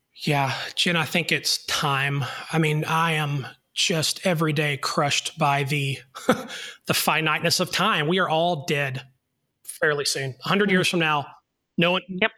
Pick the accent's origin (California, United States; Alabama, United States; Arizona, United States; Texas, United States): Alabama, United States; North; I am a boy from North Alabama